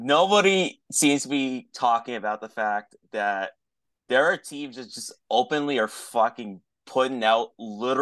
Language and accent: English; Canada; As a Canadian